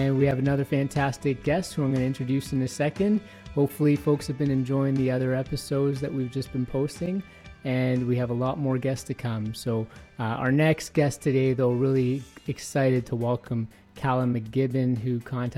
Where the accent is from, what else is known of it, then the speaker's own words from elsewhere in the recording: Toronto, Ontario, Canada; now in Edmonton, Canada; I live in Edmonton, but I'm from Ontario, born and raised in Toronto